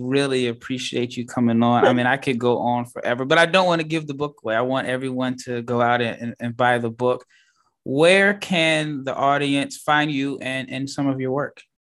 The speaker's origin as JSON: {"language": "English", "town": "Omaha", "region": "Nebraska", "country": "United States", "moved": "yes", "lives_now": "Dallas, United States", "said": "I'm from Omaha, Nebraska. I live in Dallas, Texas"}